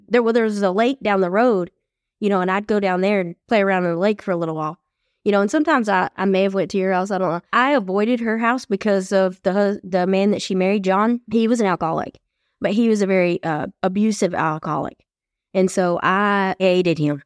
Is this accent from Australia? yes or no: no; East Texas, United States; when we moved from West Texas to East Texas